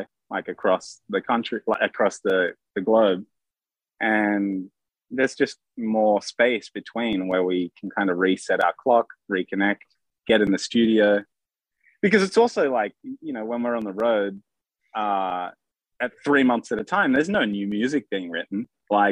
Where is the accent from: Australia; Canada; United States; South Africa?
Australia; Sydney, New South Wales; in Australia, we grew up in Sydney.